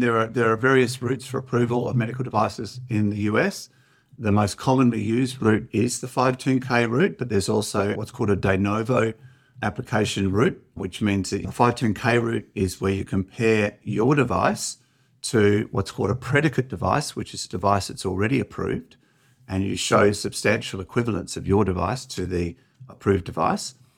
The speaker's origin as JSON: {"language": "English", "town": "Perth", "region": "Western Australia", "country": "Australia", "also_born_or_lived": "Oxford / Harvard", "said": "I'm also from Perth"}